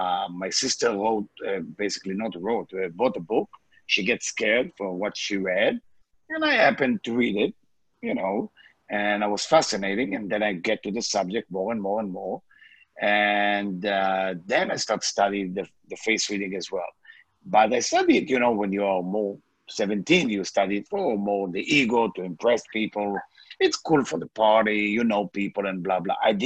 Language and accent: English; Israel; English is a second language; moved away; I born in Israel. English is not my first language.